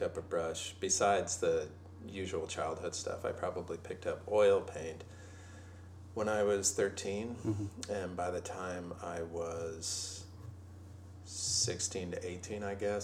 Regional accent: Los Angeles, California, United States; also born or lived in San Francisco / New York; I was raised

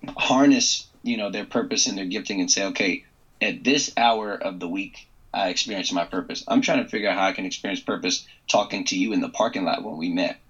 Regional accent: Loudoun County, northern Virginia, United States; I grew up in the most wealthy county in the country, Loudoun County, which is in northern Virginia, just outside of D.C.

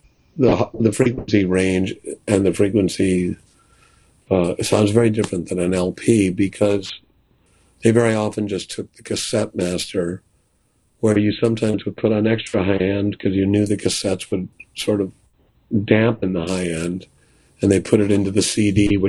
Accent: Milwaukee, Wisconsin, United States; now in New York, United States; where I grew up in Milwaukee

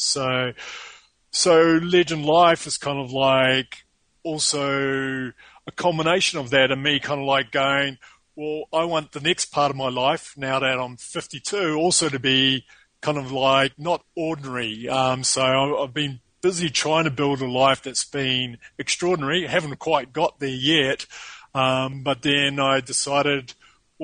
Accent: New Zealand; accent: New Zealand; moved away as an adult; now in Sao Paulo, Brazil; It's actually a New Zealand accent.

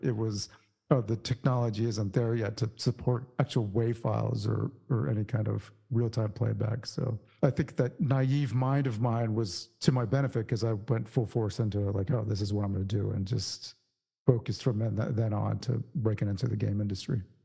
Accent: San Antonio, Texas, United States; I grew up in Texas, in San Antonio, actually

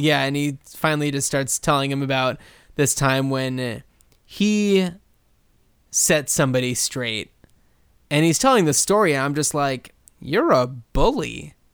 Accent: New Jersey, United States; Where I grew up in New Jersey

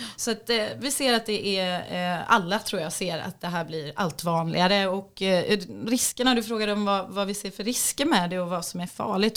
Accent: Sweden

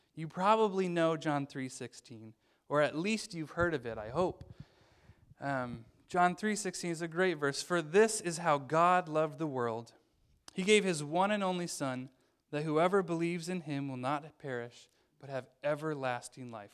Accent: Illinois, United States; moved away as an adult; also born or lived in northern Wisconsin; I'm from Illinois

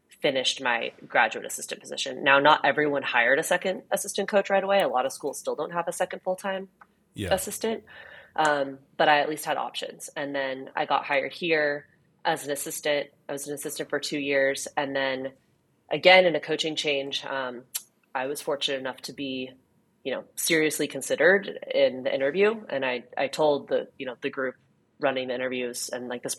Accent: Orange County, California, United States; moved away; I grew up in Orange County, so a water polo hotbed for sure

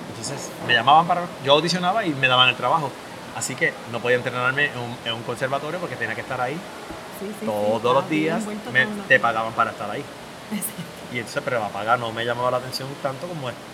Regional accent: Puerto Rico; ¿tú eres cubano? Y yo, no, soy puertorriqueño.

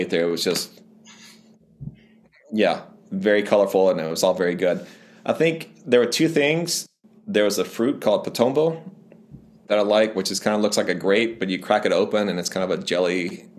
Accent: Humboldt, Tennessee, United States; I grew up in West Tennessee in a little town called Humboldt

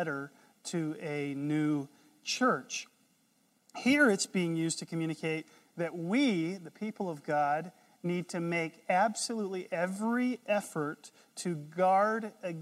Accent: North Carolina, United States; I'm from North Carolina

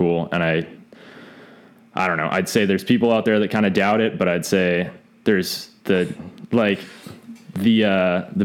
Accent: Leavenworth, Washington, United States; I'm from Leavenworth, Washington

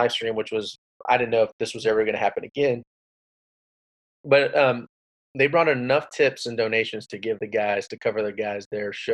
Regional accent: Rio Grande Valley, Texas, United States; also born or lived in Austin, Texas; I was born in Austin, Texas, raised in the Rio Grande Valley

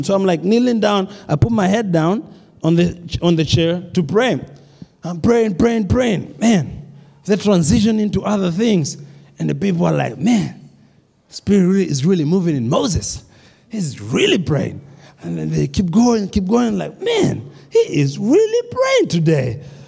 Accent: Kenya; now in United States; When I grew up in Kenya

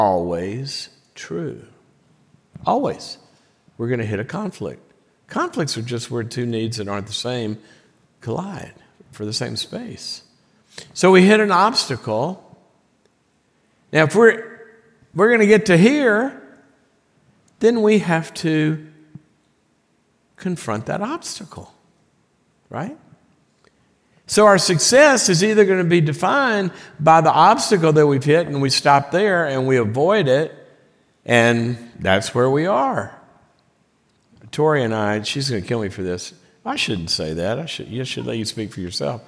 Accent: the South, United States; moved away; I'm from the South

